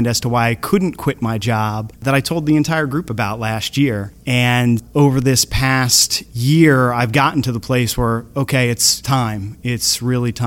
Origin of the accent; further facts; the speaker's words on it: Surf City, New Jersey, United States; I'm from Surf City, New Jersey